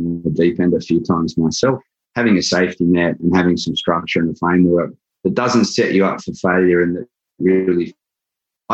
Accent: Australia; moved away as an adult; now in New York, United States; I'm originally from Australia. I moved to New York 20 years ago

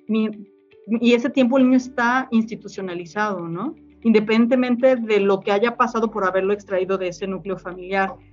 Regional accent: Mexico City, Mexico; now in Jalisco, Mexico; yo soy de la Ciudad de México, llego aquí

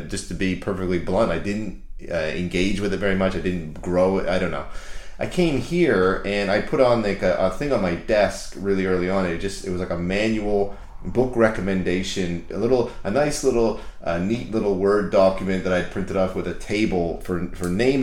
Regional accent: Canada; I grew up in Canada.

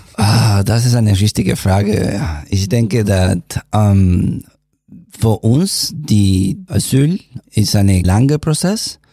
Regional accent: Venezuela; first language Spanish; German is a second language; moved away as an adult; now in Leipzig, Germany; Ich komme aus Venezuela, ich bin hier in Deutschland ein Jahr und sechs Monate

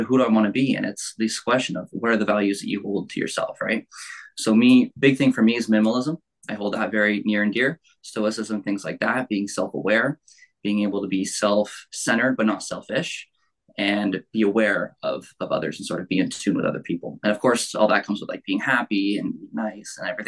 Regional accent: Burlington, Ontario, Canada; born and raised in Burlington really my whole life. Haven't really gone anywhere else

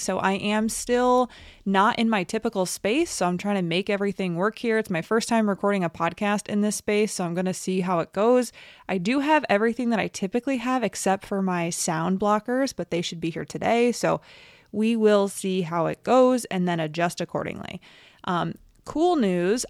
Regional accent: New York, United States; moved away; also born or lived in New Hampshire / Alaska; I'm from New York, and we went to college in New York together.

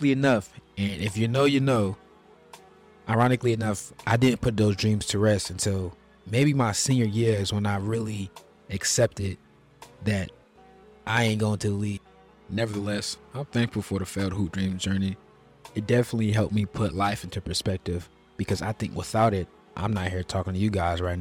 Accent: Charlotte, North Carolina, United States; I'm from Charlotte, North Carolina, the real Queen City. I was born and raised here.

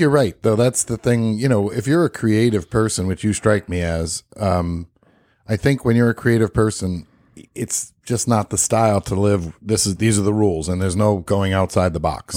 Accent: New York, United States; I grew up in New York

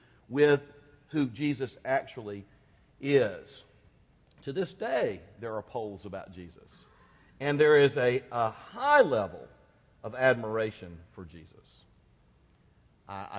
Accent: United States; I was born in the United States.

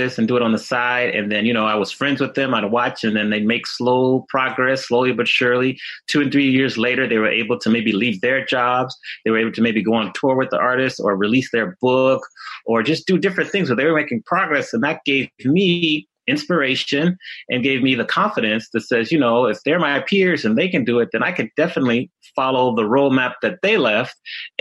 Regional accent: Washington, District of Columbia, United States; moved away as an adult; also born or lived in Atlanta / Chicago / Dallas / Miami; now in Los Angeles, United States; I grew up in the Washington, D.C. area. So I grew up there and went to school there.

